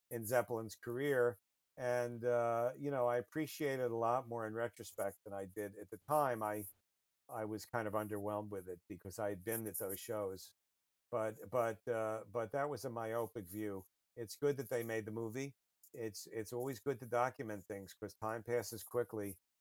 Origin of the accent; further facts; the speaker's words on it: United States; the U.S. is a pretty big place and it's my home country